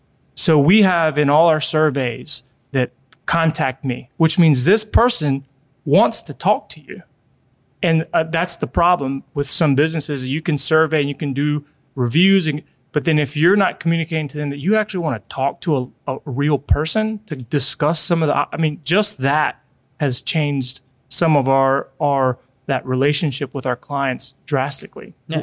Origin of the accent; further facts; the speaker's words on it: Colombia; now in United States; because whenever we came from Colombia, it was during the 80s, so it was a big recession.